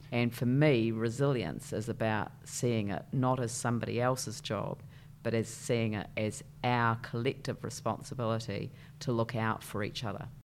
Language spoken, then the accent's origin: English; Christchurch, Canterbury, New Zealand; I grew up in a place called, uh, Papa Nui